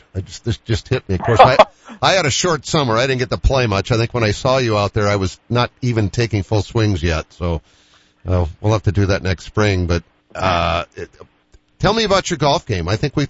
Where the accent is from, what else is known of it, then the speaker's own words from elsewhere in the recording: Boston, Massachusetts, United States; growing up in Boston.